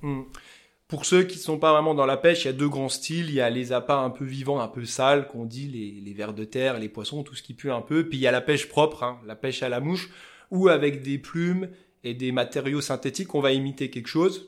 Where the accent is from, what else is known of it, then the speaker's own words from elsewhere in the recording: Épinal, Grand Est, France; accent: vosgien; Donc moi je suis d'Épinal dans les Vosges à la base